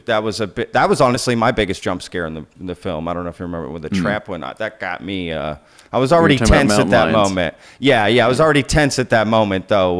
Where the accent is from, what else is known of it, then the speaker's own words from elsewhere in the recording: Texas, United States; also born or lived in Austin / Dallas; being from Texas, I'm in Dallas right now. Like, I'm a Texan. Like, seeing, and I lived in Austin for a long time.